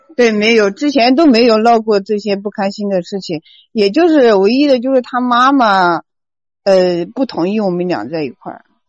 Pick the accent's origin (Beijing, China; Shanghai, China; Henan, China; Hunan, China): Hunan, China; 我是南方的，我是湖南的